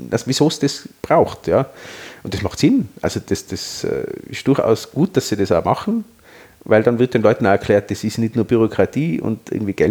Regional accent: Austria; Äh, wir sind Österreicher und wir haben eine österreichische Lösung.

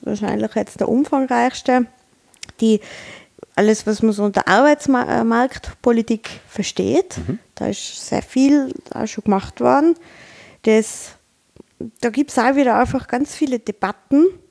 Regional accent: Tyrol, Austria; uns als Tiroler

